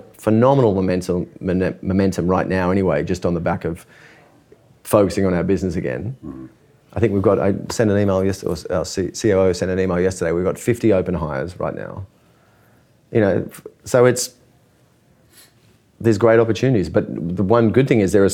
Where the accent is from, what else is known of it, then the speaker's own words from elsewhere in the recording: Australia; moved away; being an Australian